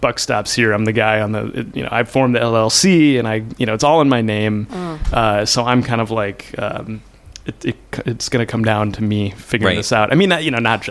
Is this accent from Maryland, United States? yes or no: no; Minneapolis, Minnesota, United States; I'm from Minneapolis, here in town, like right in the city. My folks still live in the same house I grew up in on the south side of town